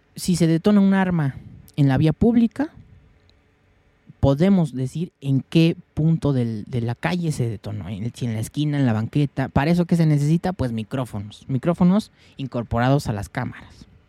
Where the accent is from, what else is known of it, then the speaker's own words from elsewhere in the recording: Mexico; yo soy de México